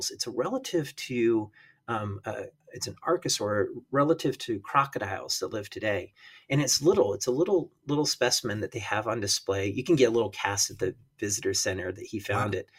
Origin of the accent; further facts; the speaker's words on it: Rocky Mountains, United States; when I was a kid, I grew up in the in the Rocky Mountains